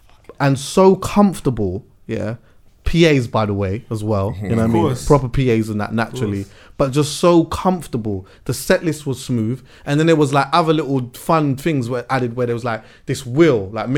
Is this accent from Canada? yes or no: no; Jamaica; See, like, as a Jamaican as well, yeah.